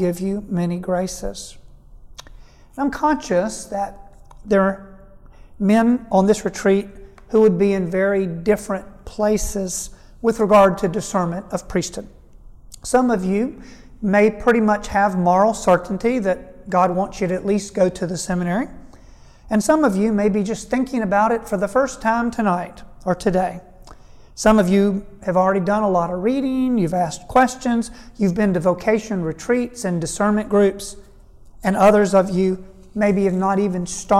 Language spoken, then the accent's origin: English; Statesboro, Georgia, United States; I was raised in Statesboro, Georgia, on a tobacco farm.